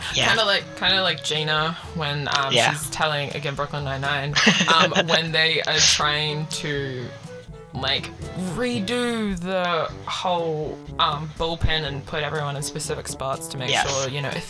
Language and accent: English; New Zealand; I'm from New Zealand